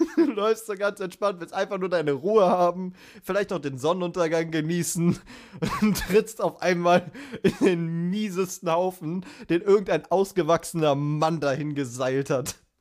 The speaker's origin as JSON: {"language": "German", "region": "Berlin", "country": "Germany", "tie": "born or raised there", "said": "ich bin in Berlin zur Schule gegangen."}